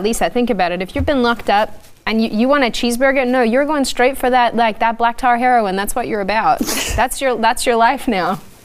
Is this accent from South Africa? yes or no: no; Australia; moved away as an adult; also born or lived in Washington, D.C., United States; now in United States; an Aussie who's moved to the US